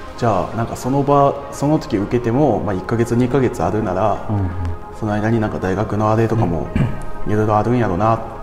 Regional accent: Osaka, Japan; moved away as an adult; now in Tokyo, Japan; 出身は大阪

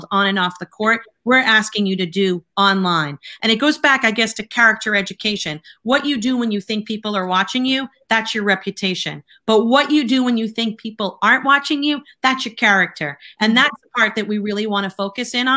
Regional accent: Boston, Massachusetts, United States; I'm Irish Catholic, that I grew up in Boston

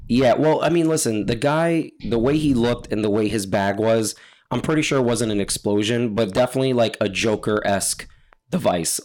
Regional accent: New York, United States; I'm from New York

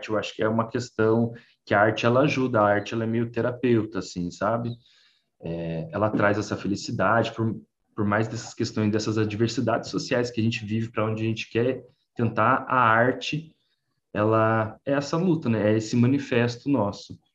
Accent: Rio de Janeiro, Brazil; Eu sou da periferia do Rio, então é, também tive dificuldade essa questão de sofrer preconceito, né, por eu ser por ser mudinho, por ser mudinho carioca ali da Vila do Rio.

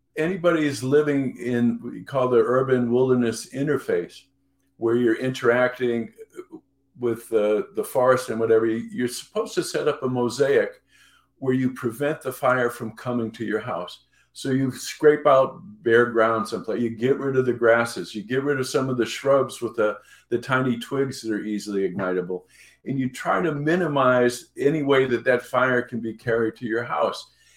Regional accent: New England, United States; I grew up in New England

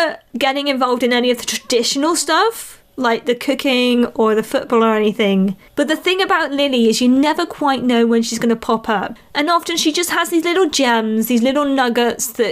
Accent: United Kingdom; also born or lived in Malaysia; being from a country where rugby's pretty big here in the UK as well

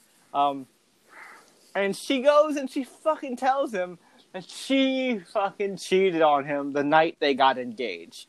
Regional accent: New York City, New York, United States; as a New Yorker

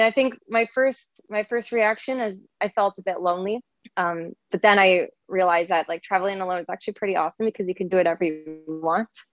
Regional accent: Canada; also born or lived in Toronto; I'm from Canada and I've been born and raised here

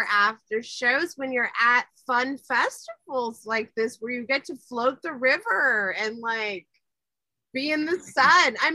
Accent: Kingsville, Texas, United States; now in Santa Cruz, United States; I am from South Texas. I'm from Kingsville, Texas. It's 45 minutes south of Corpus Christi, Texas, about two hours north of Brownsville, Texas.

